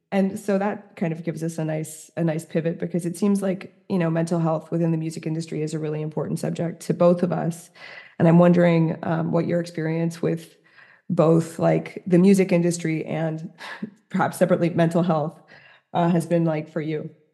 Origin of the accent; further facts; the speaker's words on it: New York City, New York, United States; moved away as an adult; also born or lived in Paris; as a New Yorker who's now living in the, like, the middle of the countryside